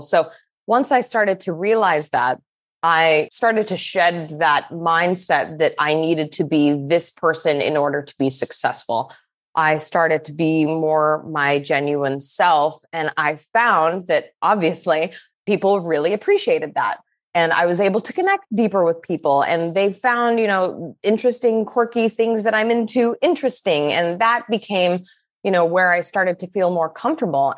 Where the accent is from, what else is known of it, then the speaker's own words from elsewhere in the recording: Salt Lake City, Utah, United States; I grew up in Salt Lake City, Utah